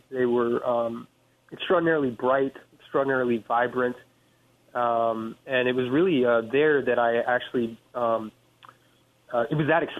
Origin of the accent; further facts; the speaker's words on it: Paris, France; important thing that happened was that we moved to Paris, France, when I was about 8 years old. And so I grew up in France.